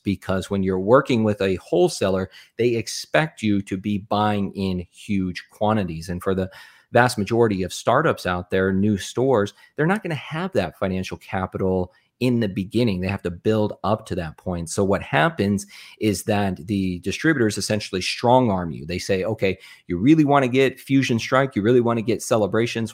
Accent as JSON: {"language": "English", "region": "Arizona", "country": "United States", "tie": "born or raised there", "also_born_or_lived": "Nebraska", "said": "I grew up in Arizona, which is where I live now"}